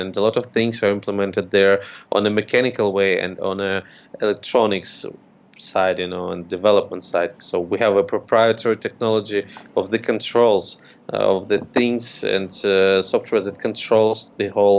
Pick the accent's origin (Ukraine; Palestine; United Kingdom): Ukraine; I'm from Ukraine